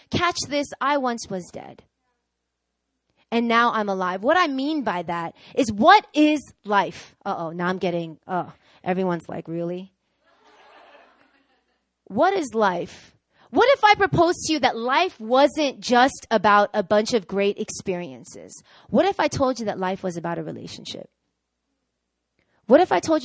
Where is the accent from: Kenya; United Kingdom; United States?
United States; New York; moved away as an adult; now in South Korea; I'm born and raised in New York